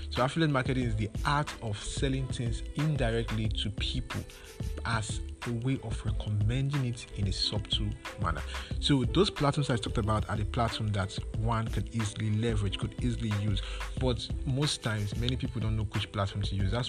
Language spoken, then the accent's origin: English; Nigeria; when it comes to being a Nigerian, most of the most times you have challenges with it.